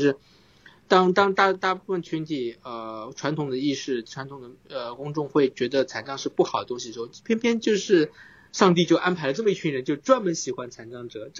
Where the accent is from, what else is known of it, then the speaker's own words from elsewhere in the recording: Suzhou, Jiangsu, China; 因为苏州有一个意式辅具，呃，他们也正好在我家乡居然有个辅具店在做白手杖